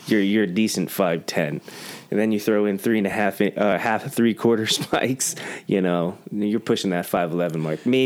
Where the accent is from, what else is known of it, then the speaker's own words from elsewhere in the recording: Santa Ynez, California, United States; also born or lived in Lafayette, Louisiana / York, Maine / West Newfield, Maine; My grandparents moved here in the 60s. And I grew up with them in the San Ynez Valley. Went to San Ynez Elementary